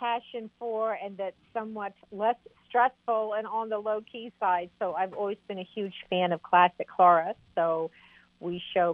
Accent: New Jersey, United States; also born or lived in Philadelphia; I grew up in Jersey

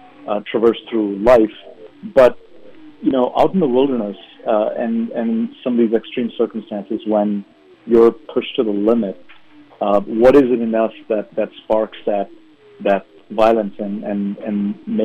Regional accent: India; moved away; in the early part of my life, I grew up in India

